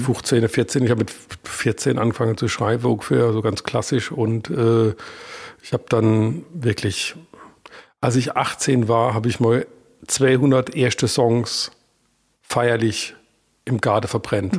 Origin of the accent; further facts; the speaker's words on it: Iggelheim, Rhineland-Palatinate, Germany; accent: Palatine; first language Palatine German; ich bin ja aus Iglem